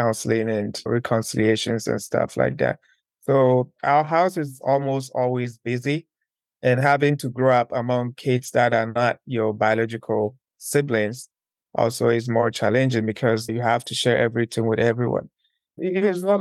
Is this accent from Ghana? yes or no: yes; Ashanti, Ghana; moved away as an adult; now in South Africa; One of the provinces in Ghana is called Ashanti region. It's down in the southern part of Ghana. That's where I was born and raised.